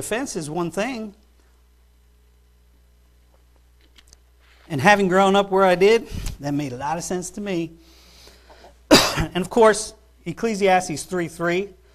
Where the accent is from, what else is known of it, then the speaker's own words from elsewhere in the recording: New York, United States; I grew up in New York